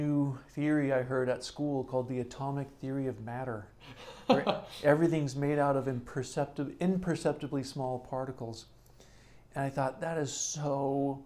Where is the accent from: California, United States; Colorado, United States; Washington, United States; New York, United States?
California, United States; I'm originally from California